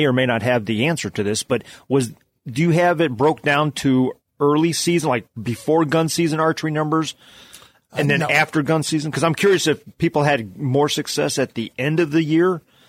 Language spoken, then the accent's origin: English; Ohio, United States; now in Missouri, United States; I'm from Ohio.